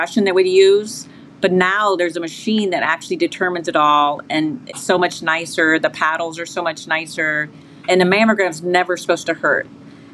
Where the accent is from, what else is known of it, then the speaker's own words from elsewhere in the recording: Maryland, United States; I'm from Maryland